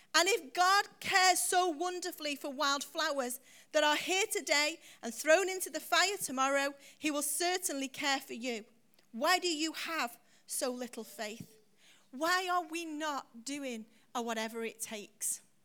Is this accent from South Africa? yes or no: no; United Kingdom; we're British